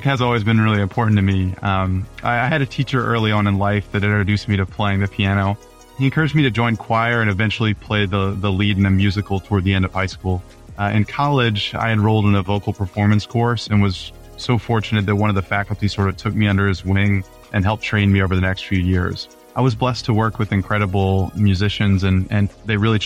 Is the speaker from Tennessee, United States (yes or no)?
yes; Tennessee, United States; moved away as an adult; also born or lived in Durham, North Carolina; now in Cleveland, United States; I was born and raised in Tennessee